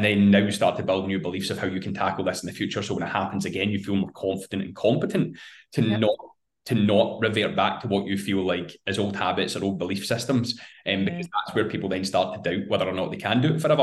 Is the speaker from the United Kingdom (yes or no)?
yes; Scotland, United Kingdom; being Scottish